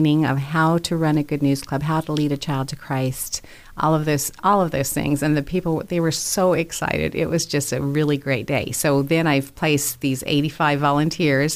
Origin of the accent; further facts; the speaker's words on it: Caldwell, Idaho, United States; moved away; I grew up here in Caldwell. So yes, this is my home, but it's been a long time